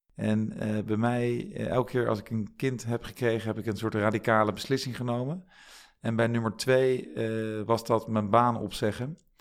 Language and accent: Dutch; The Hague, South Holland, Netherlands; moved away as an adult; also born or lived in Groningen; opgegroeid in Den Haag met een broer en een zusje